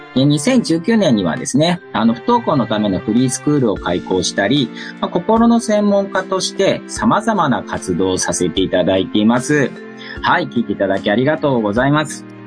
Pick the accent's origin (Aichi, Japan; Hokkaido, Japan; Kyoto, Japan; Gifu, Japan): Gifu, Japan; now in Tokyo, Japan; 僕は岐阜県出身で、現在は東京在住の2児のパパになります。